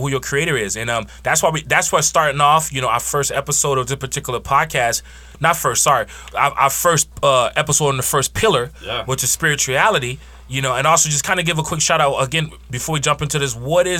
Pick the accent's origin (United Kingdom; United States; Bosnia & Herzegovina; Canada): United States; Miami, Florida; Like growing up in Miami, right?